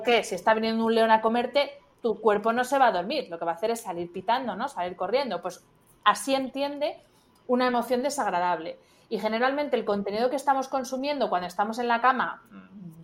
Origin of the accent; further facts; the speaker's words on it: Spain; soy de España